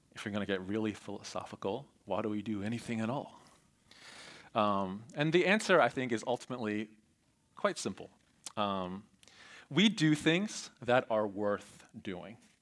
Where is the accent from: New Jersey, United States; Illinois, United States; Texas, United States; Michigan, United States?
New Jersey, United States; Voorhees; I grew up in Cherry Hill, um, actually in Voorhees